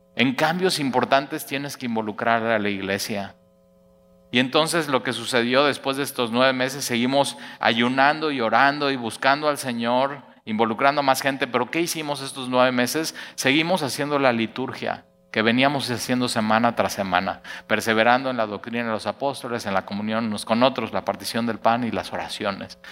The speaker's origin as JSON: {"language": "Spanish", "region": "Mexico City", "country": "Mexico", "tie": "born or raised there", "moved": "yes", "lives_now": "Veracruz, Mexico", "said": "yo nací en el DF"}